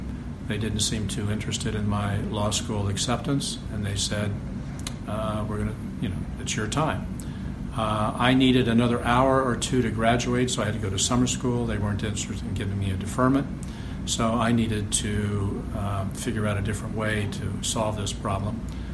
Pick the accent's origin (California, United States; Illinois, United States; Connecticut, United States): Illinois, United States; Chicago; now in Cleveland, United States; so if I wanted to remain married, I came from Chicago to Cleveland. Been here ever since.